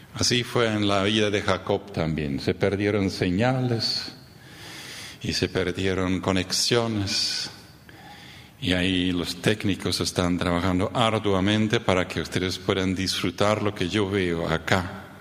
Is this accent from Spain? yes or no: no; Neuland, Boquerón, Paraguay; Yo crecí en el Chaco paraguayo, en la colonia Neuland.